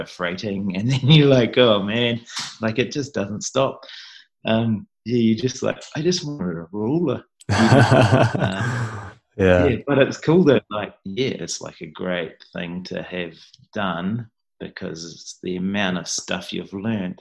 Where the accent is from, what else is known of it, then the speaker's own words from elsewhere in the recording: New Zealand; I'm definitely Kiwi through and through